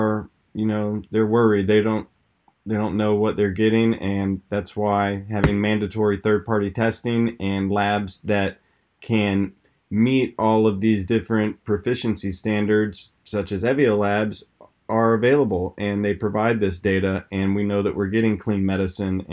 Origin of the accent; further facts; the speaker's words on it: Gainesville, Florida, United States; up here to Gainesville in my hometown